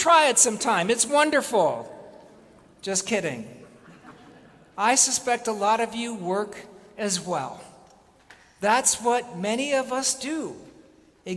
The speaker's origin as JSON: {"language": "English", "region": "New England", "country": "United States", "said": "I am the descendant of immigrants. I am from New England."}